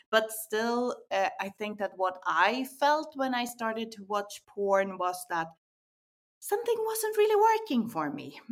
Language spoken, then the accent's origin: English; Sweden; moved away as an adult; also born or lived in Barcelona; I was born in Sweden. Uh, I Eh, studied political science. I moved down to Barcelona when I was in my 20s.